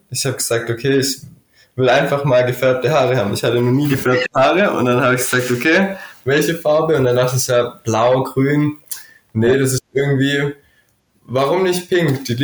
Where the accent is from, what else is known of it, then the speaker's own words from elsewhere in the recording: Stuttgart, Baden-Württemberg, Germany; Ja, eigentlich bin ich aus Stuttgart, ähm, habe aber tatsächlich ein bisschen bayerische Wurzeln